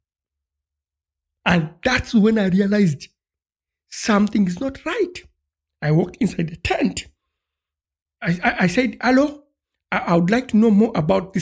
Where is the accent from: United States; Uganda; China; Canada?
Uganda; moved away; I come from Uganda and I'm African.